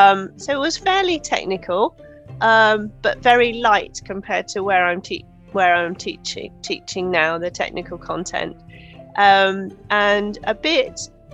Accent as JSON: {"language": "English", "country": "Netherlands", "tie": "born or raised there", "said": "So I grew up in Holland, so my dad was working for the European Space Agency. And so I grew up in the 70s and 80s in Holland"}